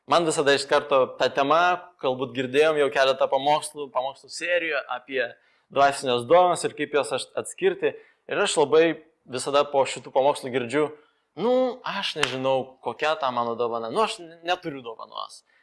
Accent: Moldova; Lithuanian is a second language; now in Lithuania; aš gyviau, gimiau Moldovoje ir ten visi kalba jau dviem kalbom, po to išmoksta angliškai dar mokykloje

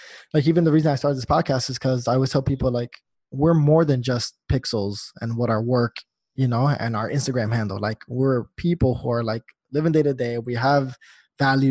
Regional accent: New Jersey, United States; I'm natively from New Jersey. So, like, you know, growing up there, I've never felt myself as like a New Yorker

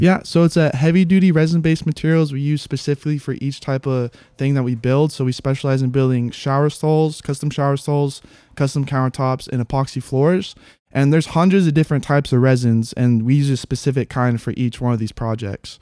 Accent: Haiku, Hawaii, United States; I grew up in Haiku, born and raised

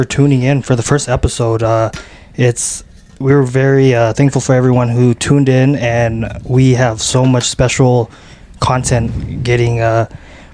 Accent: South Jordan, Utah, United States; also born or lived in West Valley City, Utah; I grew up in South Jordan, and before I moved to West Valley

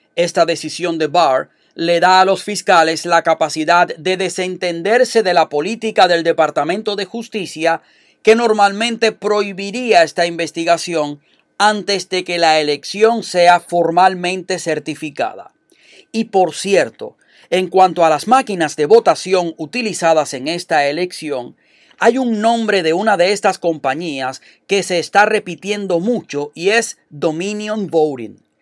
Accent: Cuba; moved away as an adult; now in United States; yo vengo de Cuba, donde existe una dictadura desde hace 61 años, casi 62, y viví 29 años de mi vida en ese sistema.

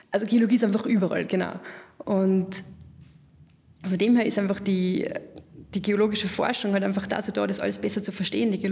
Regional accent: Lower Austria, Austria; also born or lived in Denmark; Na, grundsätzlich bin ich aus Niederösterreich, also da sind die Berge immer nicht so hoch bei uns.

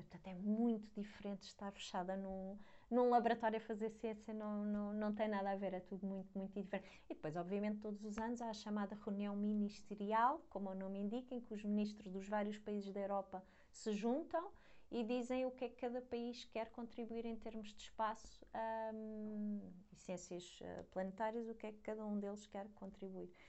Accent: Lisbon, Portugal; moved away as an adult; also born or lived in Leiden, Netherlands; eu sou de Lisboa, enquanto tirei a licenciatura vivi em casa de, dos meus pais

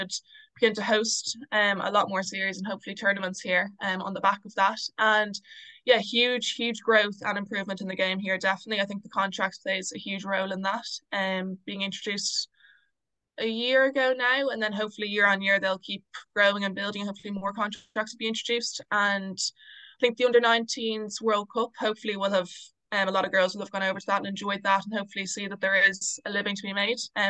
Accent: Ireland; as an Irish player, kind of a smaller nation

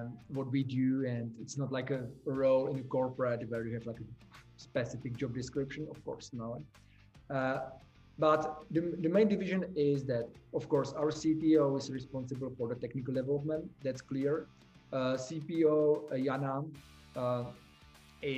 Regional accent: Czechia; we are from the Czech Republic

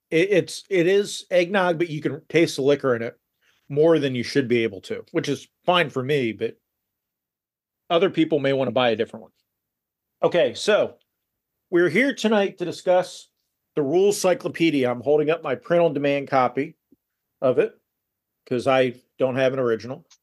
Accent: United States; And I'm a proud American and I'm Scots Irish, which means I like to drink and I can be frugal.

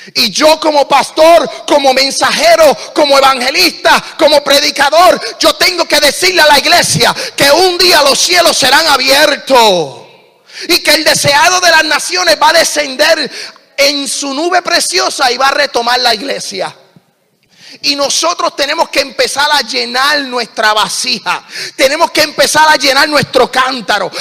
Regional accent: Puerto Rico; soy puertorriqueño, hablo bien rápido.

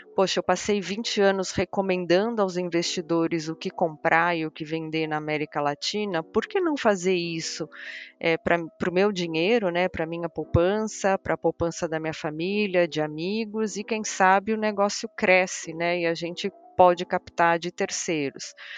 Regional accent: Portugal; eu sou portuguesa

